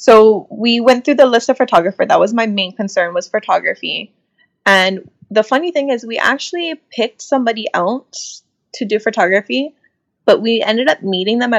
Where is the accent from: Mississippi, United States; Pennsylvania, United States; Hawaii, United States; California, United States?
Hawaii, United States; Oahu; we're from Oahu